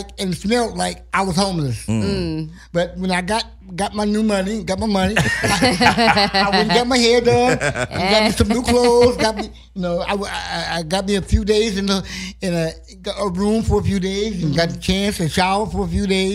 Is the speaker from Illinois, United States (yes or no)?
no; Ohio, United States; now in Los Angeles, United States; I'm from Ohio. Originally.